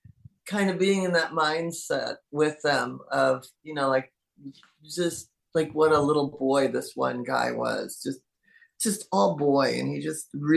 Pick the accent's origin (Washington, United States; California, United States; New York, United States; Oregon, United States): Washington, United States; Seattle; moved away; growing up in Seattle